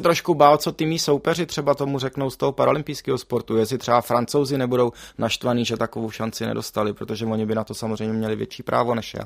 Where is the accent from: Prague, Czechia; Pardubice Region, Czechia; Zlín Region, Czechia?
Prague, Czechia; jak jsem pražský dítě, tak my jsme s rodičema nikdy nejezdili na hory